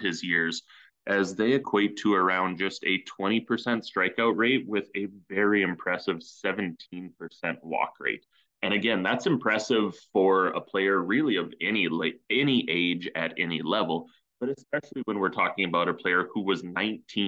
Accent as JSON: {"language": "English", "country": "Canada", "said": "As a Canadian"}